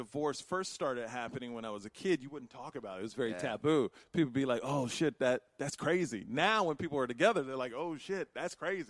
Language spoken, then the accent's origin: English; Houston, Texas, United States; I'm from Houston.